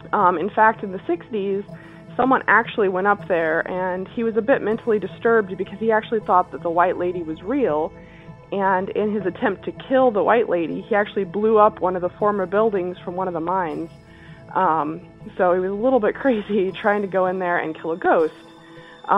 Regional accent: Utah, United States; I grew up in Utah, central Utah, near a town called Helper.

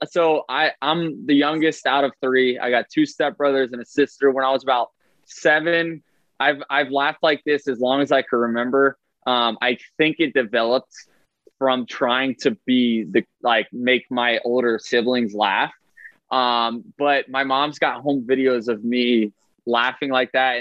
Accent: Tampa, Florida, United States; So, this is my hometown.

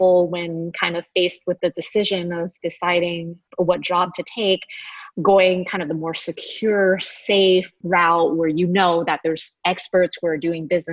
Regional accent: Los Angeles, California, United States; also born or lived in Honolulu, Hawaii; we're actually both from San Gabriel Valley. So being both from

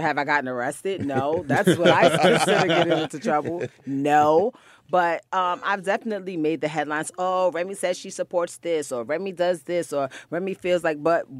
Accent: Bronx, New York, United States; I'm from the Bronx. You know, we're known to have on pajamas and a pair of Jordans.

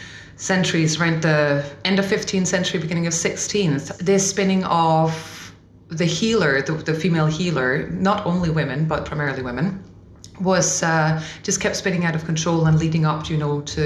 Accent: Denmark; moved away as an adult; now in Scotland; I'm originally from Denmark. I've been in Scotland for about a year and a half now.

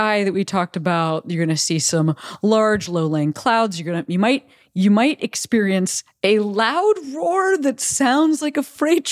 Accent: Chicago, Illinois, United States; moved away; I am from the suburbs of Chicago originally. And so like tornado drills and actual tornadoes, a part of my life growing up

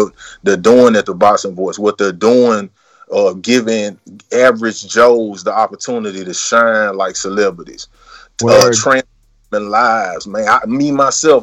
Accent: Memphis, Tennessee, United States; I'm originally from Memphis, Tennessee

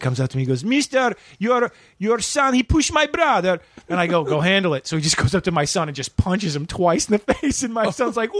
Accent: Chicago, Illinois, United States; moved away; I'm from Chicago.

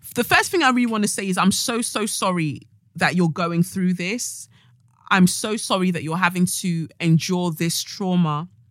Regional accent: Nigeria; as a Nigerian as well, where you're brought up by your family

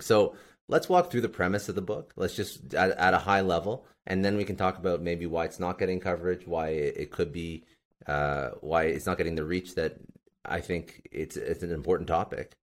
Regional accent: Canada; I'm actually Canadian

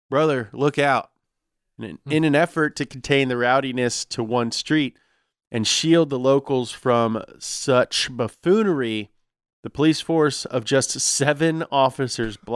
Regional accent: Hollister, California, United States; accent: Hollister California accent; oh, me? I'm from Hollister, California.

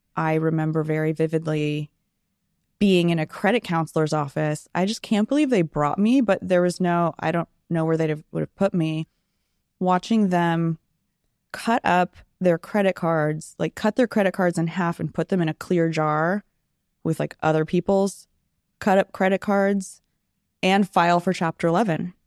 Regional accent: Sacramento, California, United States; also born or lived in San Diego, California; I lived in San Diego till I was seven, and it's a beautiful place, and I so wish we would have stayed there, but we moved to beautiful Sacramento, California.

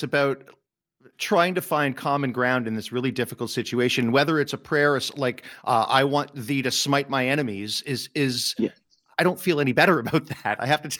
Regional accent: Montreal, Quebec, Canada; Now, the Judaism that I grew up in North America, in Montreal, I'm an Anglophone Jew. I am not religious, but it is part of my culture.

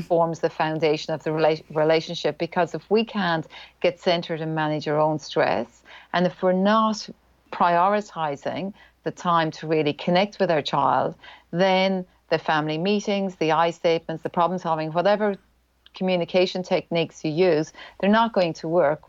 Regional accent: Ireland; accent: Irish; moved away as an adult; now in New Zealand; I'm Irish. That's the accent.

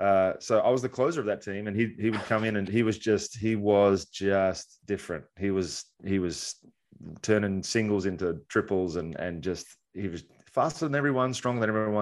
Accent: Australia; I came from Australia where everybody throws 84 miles an hour. And I come over here and the first bullpen I'm seeing, the guys are like throwing 9.

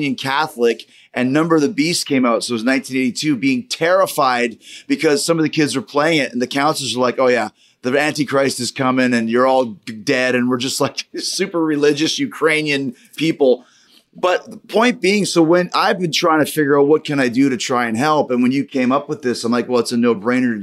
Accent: Winnipeg, Manitoba, Canada; also born or lived in Saskatchewan; growing up, actually in Saskatchewan, Manitoba, obviously I'm from Winnipeg

